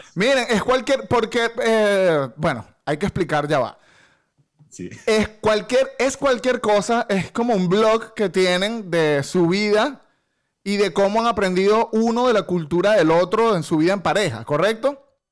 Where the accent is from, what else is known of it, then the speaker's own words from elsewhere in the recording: Venezuela; moved away as an adult; now in Spain; los venezolanos hablamos como mandando